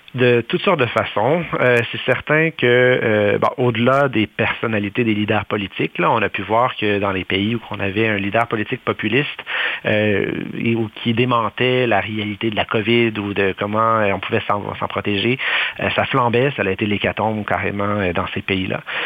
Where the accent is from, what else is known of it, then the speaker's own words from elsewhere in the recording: Canada; chez nous au Canada